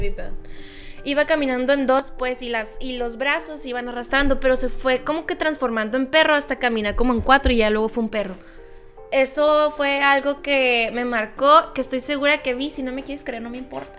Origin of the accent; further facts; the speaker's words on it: Loreto, Baja California Sur, Mexico; moved away; en el hermoso pueblo mágico de Loreto, Baja California Sur, cuando yo tenía 17 años